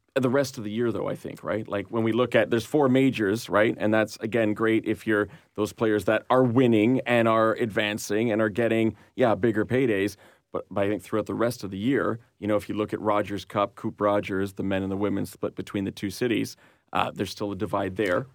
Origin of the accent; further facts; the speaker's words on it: Montreal, Quebec, Canada; I'm from Montreal